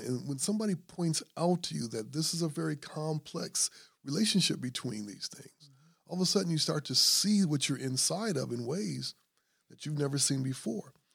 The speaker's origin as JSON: {"language": "English", "town": "Grand Rapids", "region": "Michigan", "country": "United States", "said": "I'm from Grand Rapids"}